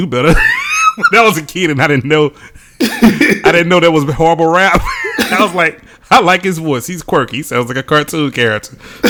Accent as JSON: {"language": "English", "area": "Wilcox County", "region": "Alabama", "country": "United States", "tie": "born or raised there", "moved": "as an adult", "lives_now": "Birmingham, United States", "said": "I'm from Birmingham, right? I'm not from Wilcox County. Yeah, I am. But still, you know what I mean. I've been here 20 years. I was there 18."}